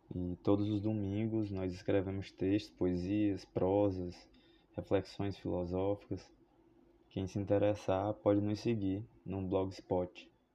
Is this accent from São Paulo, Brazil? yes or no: no; Fortaleza, Ceará, Brazil; Sou de Fortaleza, Ceará